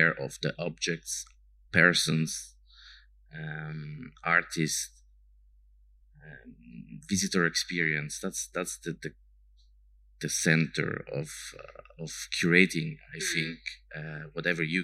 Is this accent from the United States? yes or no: no; Ticino, Switzerland; moved away; I grew up in the region and don't live here anymore